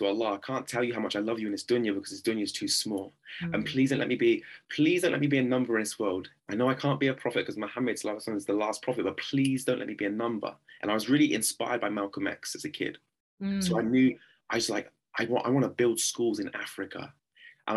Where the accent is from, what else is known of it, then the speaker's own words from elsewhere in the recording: Oxford, South East England, United Kingdom; I grew up in a very deprived part of Oxford called Blackbird Lease.